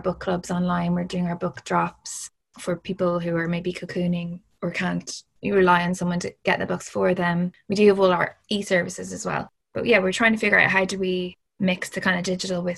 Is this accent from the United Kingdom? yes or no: no; Ireland; Growing up in Ireland, it was like, obviously it's a bit of an escape